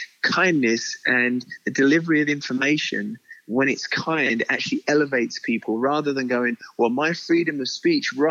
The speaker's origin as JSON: {"language": "English", "country": "United Kingdom", "said": "I'm, as a British man"}